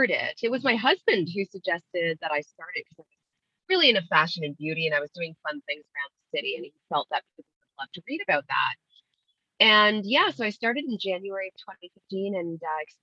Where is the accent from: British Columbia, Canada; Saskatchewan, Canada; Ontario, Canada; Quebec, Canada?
Ontario, Canada; Ottawa; also born or lived in London, England; They raised me in a really lovely part of the suburbs here in Ottawa, Canada